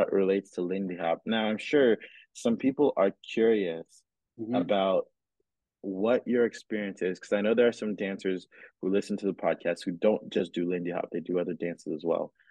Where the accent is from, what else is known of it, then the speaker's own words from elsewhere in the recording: Cameroon; moved away; I grew up in Cameroon